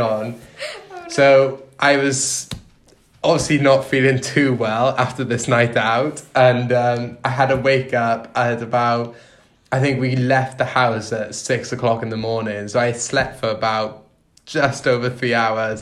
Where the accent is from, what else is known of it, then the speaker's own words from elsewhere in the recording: Wales, United Kingdom; moved away as an adult; I'm from Wales and Philly